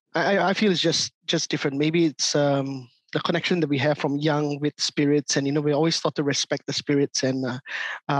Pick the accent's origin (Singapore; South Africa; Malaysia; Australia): Singapore; growing up in Singapore and Southeast Asia